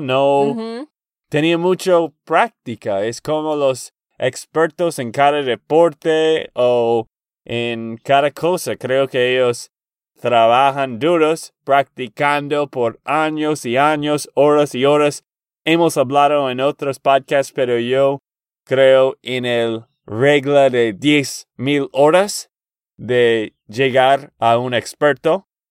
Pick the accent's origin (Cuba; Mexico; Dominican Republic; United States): United States; Texas; de Texas, Estados Unidos